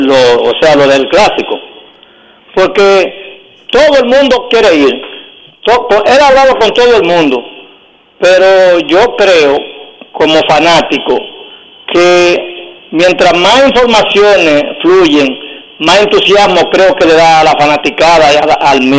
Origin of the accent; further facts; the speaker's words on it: Dominican Republic; now in Providence, United States; mantienen ese contacto bonito como dominicanos que somos.